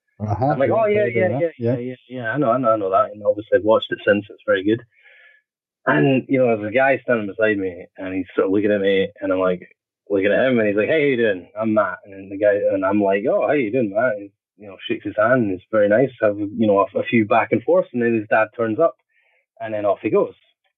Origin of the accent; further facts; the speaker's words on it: Scotland, United Kingdom; I guess there's something sort of chaotic about being Scottish